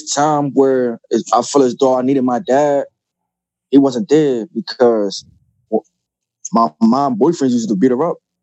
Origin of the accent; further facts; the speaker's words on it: New York, United States; now in Delaware, United States; I'm from New York, you feel me? Harlem